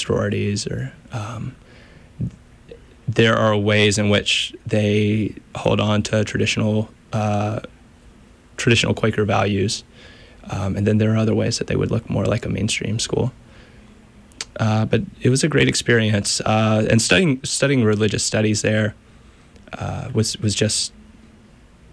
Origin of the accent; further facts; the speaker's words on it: Stuart, Virginia, United States; moved away as an adult; also born or lived in North Carolina; I'm from Southwestern Virginia, a very small town called Stuart